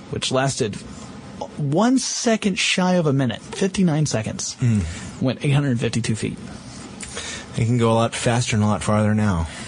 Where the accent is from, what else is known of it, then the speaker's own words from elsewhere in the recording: North Carolina, United States; Uh, you should. Well, considering it's my home state.